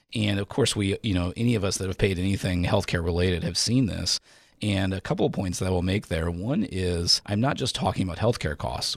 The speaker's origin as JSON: {"language": "English", "country": "United States", "tie": "born or raised there", "said": "I am, you know, born and raised in America, I love America"}